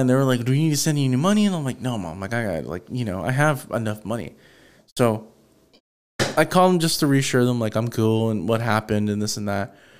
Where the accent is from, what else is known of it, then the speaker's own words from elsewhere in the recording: Houston, Texas, United States; I'm from Houston